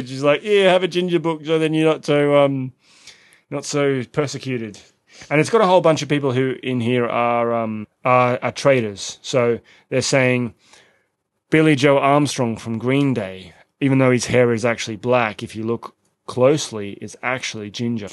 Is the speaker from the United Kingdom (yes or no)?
no; Australia; moved away; we're both Australian